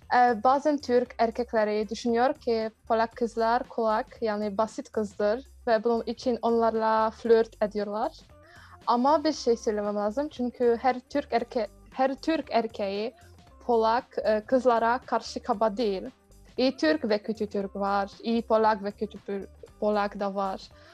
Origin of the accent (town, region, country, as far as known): Poland; Turkish is a second language